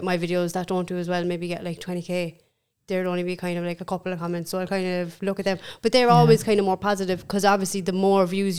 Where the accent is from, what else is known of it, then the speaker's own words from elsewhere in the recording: Cork, Munster, Ireland; I'm from Knockinheeny, but we say Hollyhill